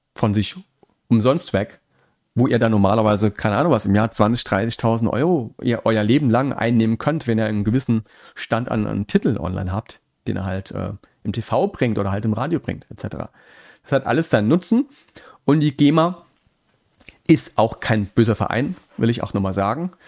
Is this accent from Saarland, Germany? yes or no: yes; Saarland, Germany; accent: Saarland; ich bin Saarländer, das rutscht immer noch manchmal so ein bisschen raus, der saarländische Akzent.